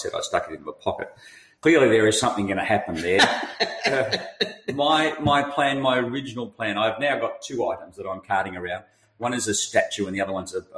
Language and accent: English; Australia; I'm Australian